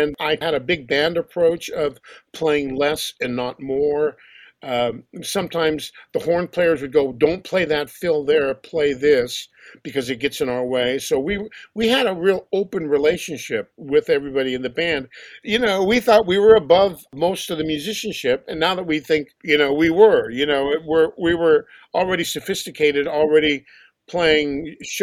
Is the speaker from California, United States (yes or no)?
yes; Los Angeles, California, United States; I grew up in Los Angeles